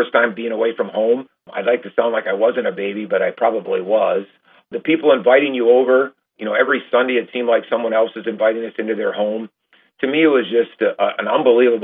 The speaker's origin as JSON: {"language": "English", "town": "Randolph", "region": "Wisconsin", "country": "United States", "tie": "born or raised there", "moved": "yes", "lives_now": "Hudsonville, United States", "said": "I grew up in Randolph, Wisconsin."}